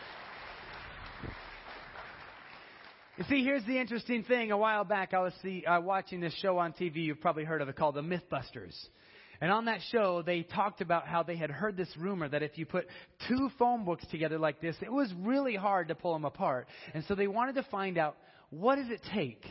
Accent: Denver, Colorado, United States; I'm from Colorado. I'm from Denver

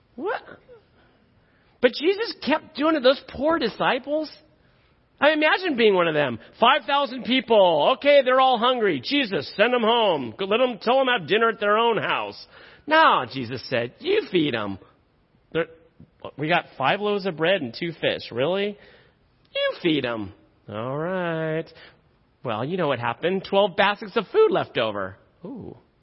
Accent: Silicon Valley, California, United States; I grew up in the Silicon Valley. I grew up uh, down the street from Apple.

